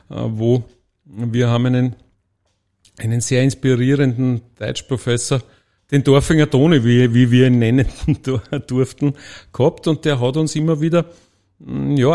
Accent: Gmünd, Lower Austria, Austria; Ähm, ich komme aus dem Waldviertel, aus Gmünd, äh, vielen bekannt oder manchen bekannt als wie immer sagt, die zweite große geteilte Stadt im deutschen Sprachraum

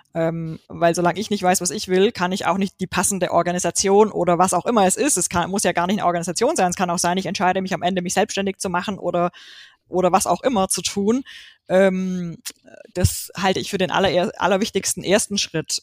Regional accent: Swabia, Baden-Württemberg, Germany; ich komme aus dem Schwabenländle

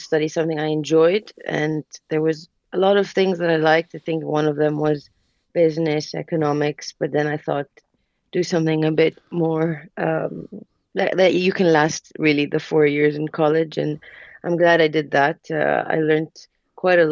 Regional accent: Jeddah, Makkah Province, Saudi Arabia; English is a second language; moved away as an adult; also born or lived in Boston, United States / London, United Kingdom; born and raised in Saudi, graduated from there, from high school, and then I moved to the States for college.

